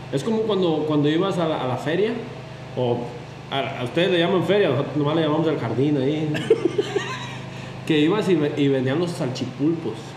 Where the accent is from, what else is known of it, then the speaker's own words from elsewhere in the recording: Mexico; en donde yo crecí, en Barra